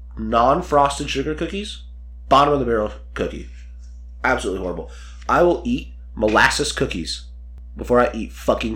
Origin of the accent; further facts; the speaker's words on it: United States; It's probably just because we're American.